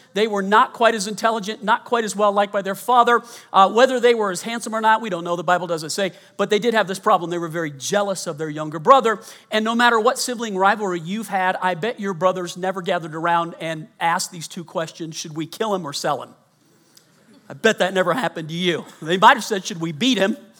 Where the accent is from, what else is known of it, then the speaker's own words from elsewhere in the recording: Colorado, United States; also born or lived in Louisiana; I was born in Louisiana, grew up mostly in Colorado